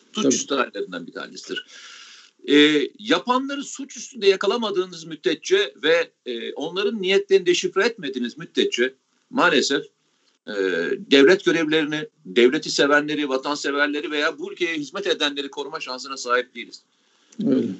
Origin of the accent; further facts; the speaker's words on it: Samsun, Turkey; kendi memleketimden